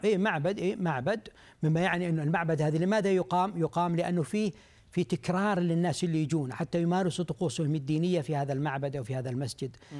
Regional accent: Saudi Arabia; عندنا في المملكة العربية السعودية

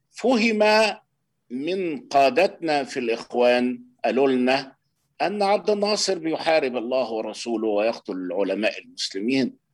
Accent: Kafr el-Dawwar, Beheira, Egypt; من جماعه الاخوان في بلدتنا يعني بلد اسمها كفر الدوار محافظه البحيره بجوار اسكندريه من على بعد 20 كيلو من اسكندريه

